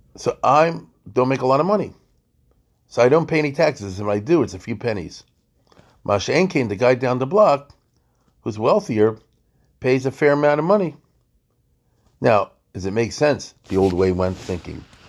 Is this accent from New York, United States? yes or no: no; Baltimore, Maryland, United States; I'm from Baltimore